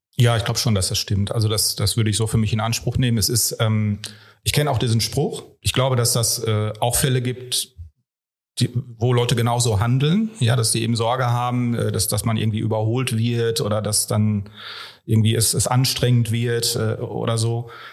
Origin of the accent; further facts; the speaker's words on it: Ruhr area, North Rhine-Westphalia, Germany; moved away; ich ja ursprünglich auch ein Kind des Ruhrpots bin